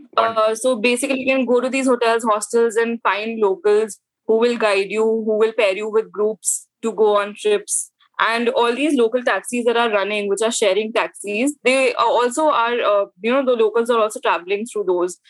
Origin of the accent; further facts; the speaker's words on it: Delhi, India; I am from North India. I'm from Delhi, born and brought up.